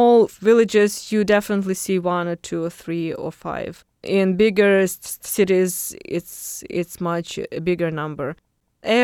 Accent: Khmelnytskyi, Khmelnytskyi Oblast, Ukraine; moved away as an adult; now in Bloomington, United States; my hometown, Khmelnytsky

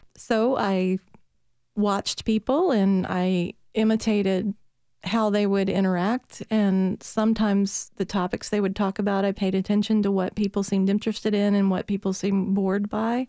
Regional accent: Petersburg, Virginia, United States; accent: Southern; now in Nashville, United States; I was born in Petersburg, Virginia

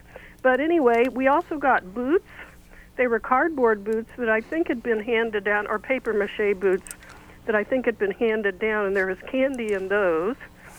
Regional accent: Columbus, Indiana, United States; now in Brown County, United States; I grew up in Columbus. I live in Brown County now. My father was, his grandfather was Amish.

